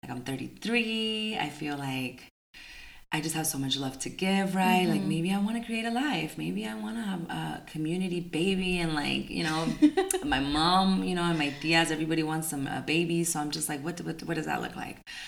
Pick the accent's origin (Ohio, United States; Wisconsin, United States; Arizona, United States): Arizona, United States; Tucson; my hometown in Tucson